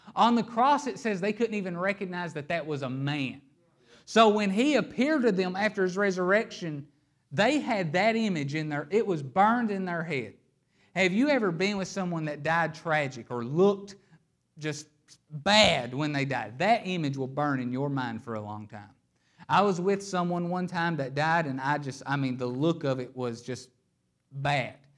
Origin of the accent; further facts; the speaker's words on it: Hazard, Kentucky, United States; I am a boy from Hazard, Kentucky.